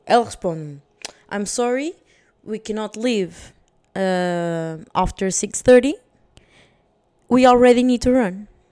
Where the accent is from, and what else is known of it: Portugal; moved away as an adult